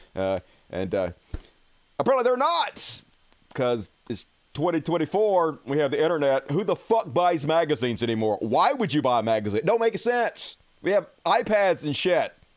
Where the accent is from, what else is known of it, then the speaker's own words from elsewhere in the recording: United States; I'm an American